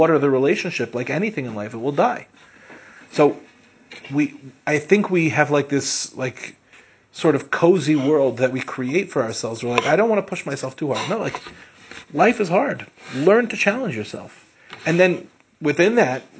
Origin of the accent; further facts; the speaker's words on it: Lawrence, New York, United States; also born or lived in Far Rockaway, New York; we moved from Far Rockaway to Lawrence, which in the five towns at the time was like a move up